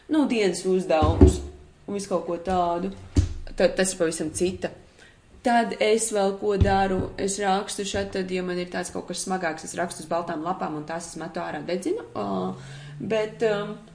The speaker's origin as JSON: {"language": "Latvian", "country": "Latvia", "said": "mēs nākam no Latvijas foršās vidas"}